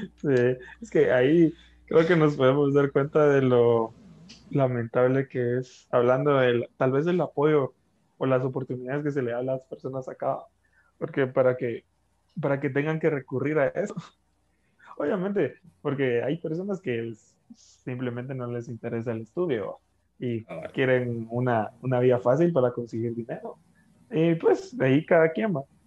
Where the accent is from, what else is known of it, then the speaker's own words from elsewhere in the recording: Guatemala; como población guatemalteca